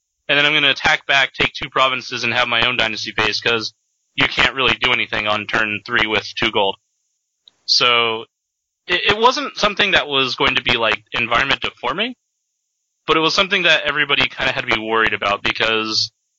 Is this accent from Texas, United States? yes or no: no; Seattle, Washington, United States; I'm from Seattle area.